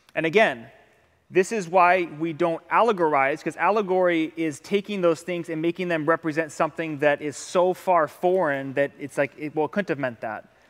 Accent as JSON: {"language": "English", "region": "Ohio", "country": "United States", "moved": "yes", "lives_now": "Hawaii, United States", "said": "I'm from Ohio"}